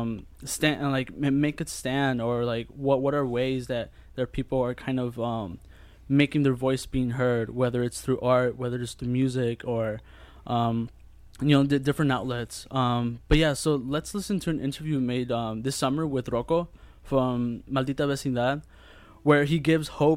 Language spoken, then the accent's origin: English; United States; I've lived here since I was two, and I went through the same school system